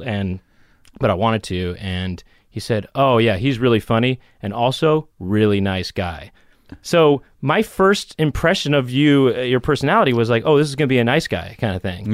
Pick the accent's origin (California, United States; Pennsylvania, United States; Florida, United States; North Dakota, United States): California, United States; Los Angeles; I grew up in Los Angeles.